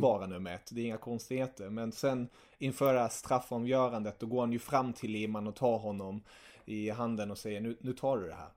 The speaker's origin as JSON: {"language": "Swedish", "country": "Germany", "said": "jag är tysk"}